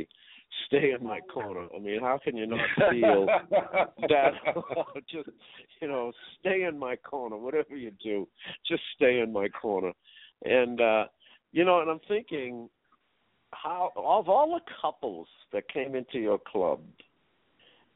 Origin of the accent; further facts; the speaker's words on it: Boston, Massachusetts, United States; I grew up in the hood. I grew up in Roxy.